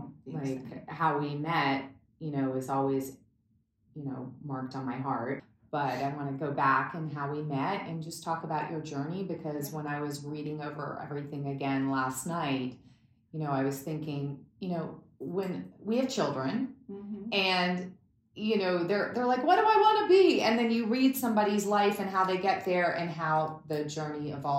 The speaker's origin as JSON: {"language": "English", "region": "Berlin", "country": "Germany", "tie": "born or raised there", "said": "I mean, growing up in East Berlin, I mean, I was a diplomat's child, so it was like very fancy in things that we had, a cook, a maid, and a driver, but it was East Berlin, and being behind the wall"}